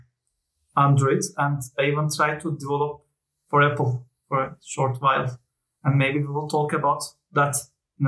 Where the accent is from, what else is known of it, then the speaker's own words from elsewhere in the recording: Turkey; I am a Turk